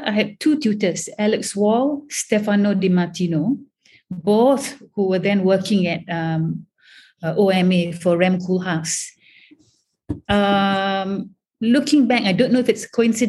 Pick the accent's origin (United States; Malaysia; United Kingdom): Malaysia; moved away as an adult; as Malaysian, coming from a totally vernacular environment